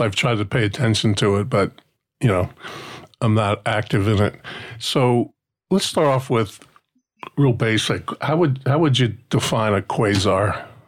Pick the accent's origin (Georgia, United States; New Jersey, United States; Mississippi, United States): New Jersey, United States; Newark; I grew up outside New York City, just outside Newark